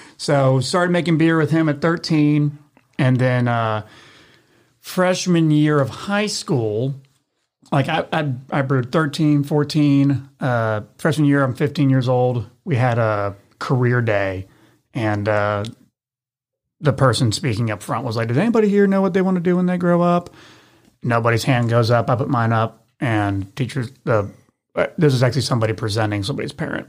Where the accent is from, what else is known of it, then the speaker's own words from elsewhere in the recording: Memphis, Tennessee, United States; born and raised in Memphis, Tennessee